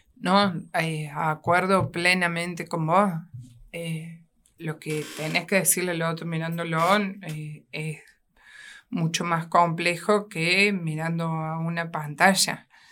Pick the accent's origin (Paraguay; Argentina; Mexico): Argentina; Río Cuarto, Córdoba; also born or lived in Portugal; Nací aquí en la ciudad de Río Cuarto